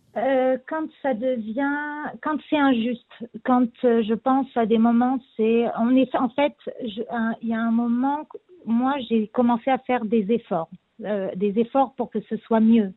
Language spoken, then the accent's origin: French; France; now in Israel; en tant que Français aussi